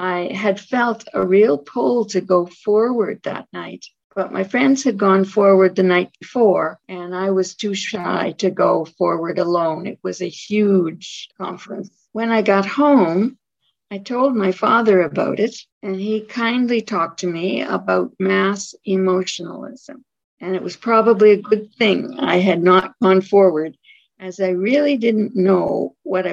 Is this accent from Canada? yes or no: yes; Toronto suburb, Ontario, Canada; moved away; also born or lived in Ottawa, Canada / Nova Scotia, Canada; At the age of 9, we moved from Ottawa to a Toronto suburb